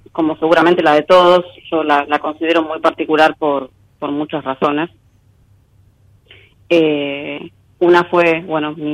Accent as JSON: {"language": "Spanish", "town": "Avellaneda", "region": "Buenos Aires Province", "country": "Argentina", "said": "De will Avellaneda."}